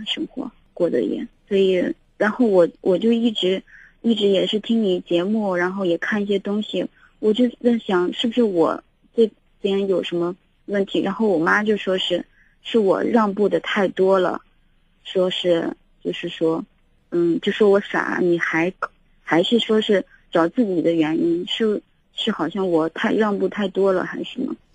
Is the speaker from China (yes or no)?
yes; northern China, China; now in Xi'an, China; 他是南方人，我是北方人